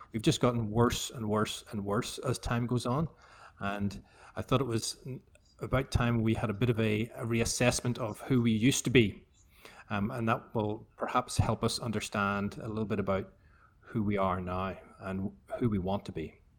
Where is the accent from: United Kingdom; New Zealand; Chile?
United Kingdom; Belfast, Northern Ireland; as a kid growing up in Belfast. I was born in seventy-two